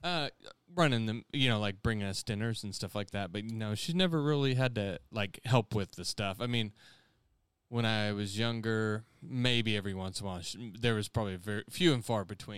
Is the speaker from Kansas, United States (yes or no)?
yes; Conway Springs, Kansas, United States; he lives in Conway Springs, my hometown.